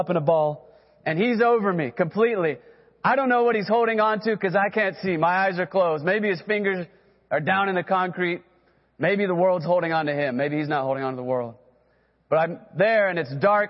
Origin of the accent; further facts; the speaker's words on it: Texas, United States; now in Oklahoma, United States; I grew up in Texas, then came to Oklahoma